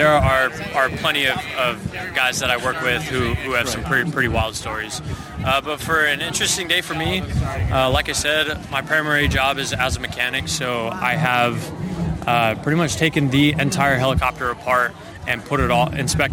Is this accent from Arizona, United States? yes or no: yes; Arizona, United States; moved away as an adult; also born or lived in Alaska; originally I'm from Arizona